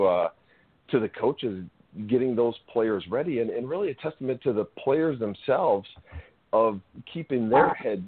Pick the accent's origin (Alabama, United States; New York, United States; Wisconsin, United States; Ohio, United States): Wisconsin, United States; Sturgeon Bay; growing up in Sturgeon Bay, having season Packer tickets